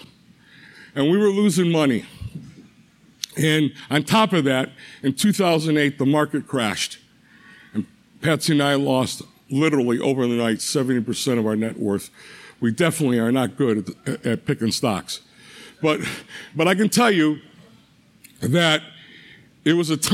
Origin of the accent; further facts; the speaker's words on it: Cleveland, Ohio, United States; moved away; I'm originally from Cleveland